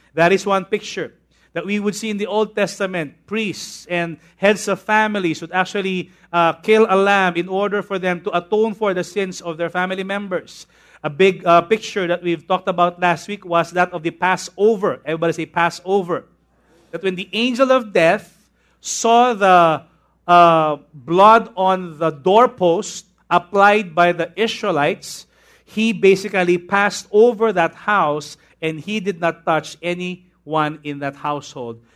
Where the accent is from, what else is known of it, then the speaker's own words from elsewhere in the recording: Tondo, Parañaque, Metro Manila, Philippines; When I was a young boy, when I was in Tondo, I used to go to Immaculate Conception Academy of Manila. And then we moved here in Paranaque, and I went to a school inside B F Homes called Manresa School.